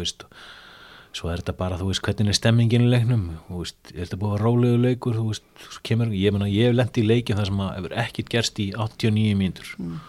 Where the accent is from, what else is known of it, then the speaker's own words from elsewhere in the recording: Iceland; við erum frá Íslandi